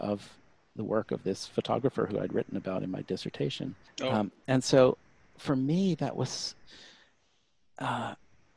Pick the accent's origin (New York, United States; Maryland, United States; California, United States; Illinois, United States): Maryland, United States; Baltimore; moved away as an adult; now in Houston, United States; I grew up in Baltimore, so I took art classes at the Baltimore Museum of Art